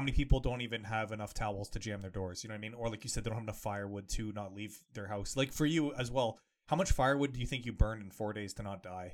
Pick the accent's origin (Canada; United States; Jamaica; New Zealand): Canada; growing up in Canada